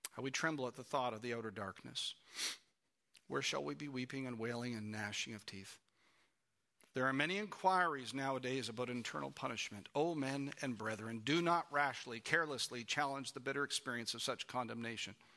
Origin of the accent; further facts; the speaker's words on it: Canada; moved away as an adult; we're from Canada